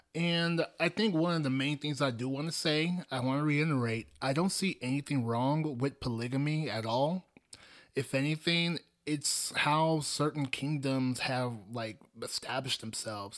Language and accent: English; Nigeria; I come from Nigeria. Specifically, I'm Igbo.